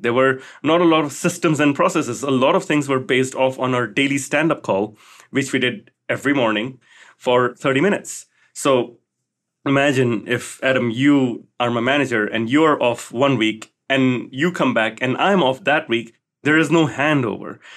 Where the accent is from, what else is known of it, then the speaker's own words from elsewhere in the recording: Singapore; Growing up in Singapore